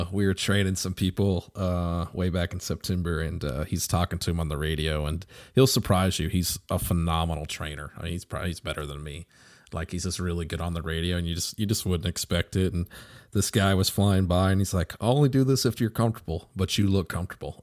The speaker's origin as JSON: {"language": "English", "country": "United States", "said": "we as American pilots"}